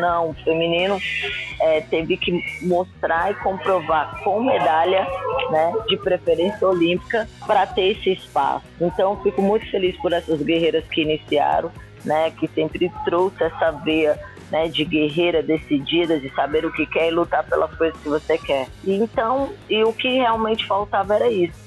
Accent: Brasília, Federal District, Brazil; moved away; sou de Brasília, de uma cidade satélite chamada Ceilândia, né? Inclusive comecei no SESI da Ceilândia

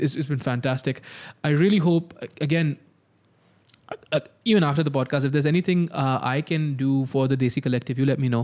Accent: Pakistan; moved away; also born or lived in Canada / Malaysia; I'm from here

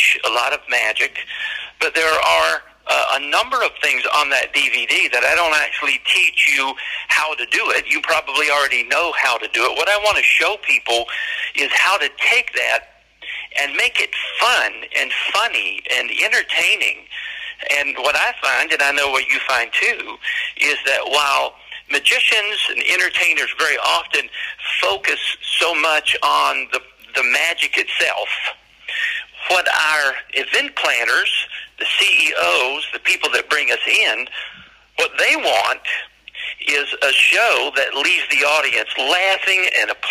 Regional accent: Johnson City, Tennessee, United States; I am from Johnson City, Tennessee

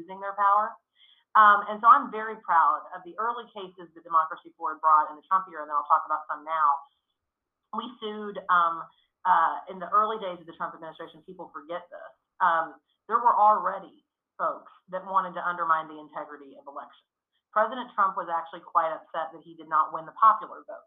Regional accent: Texas, United States; I'm from Texas

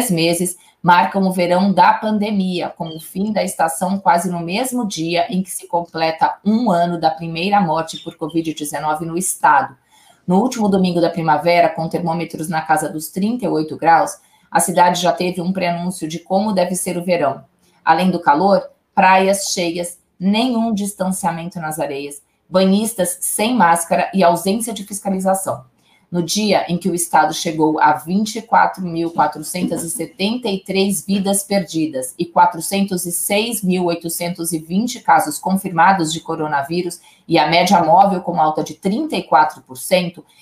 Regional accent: Santos, São Paulo, Brazil; Eu sou de Santos, é eu, eu, eu particularmente não gosto de passar o Réveillon na praia

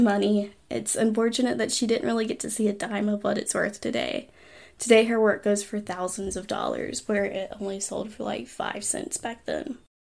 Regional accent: Huntsville, Alabama, United States; I grew up in Huntsville

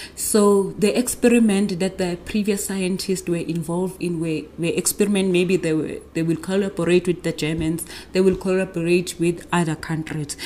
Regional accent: Nongoma, KwaZulu-Natal, South Africa; I grew up in the small town in KwaZulu Natal called Wanongoma

